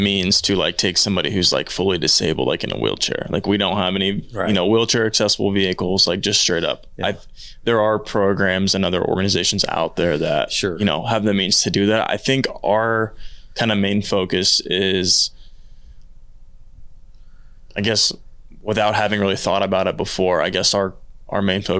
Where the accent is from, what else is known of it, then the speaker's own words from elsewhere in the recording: Midwest, United States; Growing up in the Midwest, right?